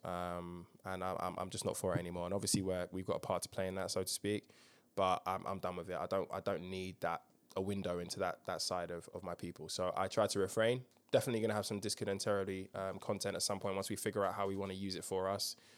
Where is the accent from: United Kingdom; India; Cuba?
United Kingdom; as a Brit